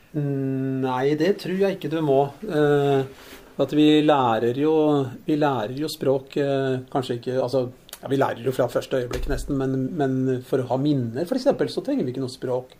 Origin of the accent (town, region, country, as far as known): Lørenskog, Akershus, Norway; born or raised there